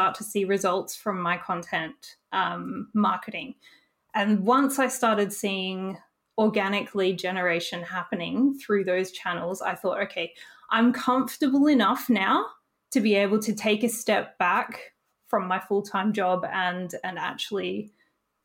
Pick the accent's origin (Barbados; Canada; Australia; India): Australia; it was my first time seeing snow as an Australian. We don't get a lot of it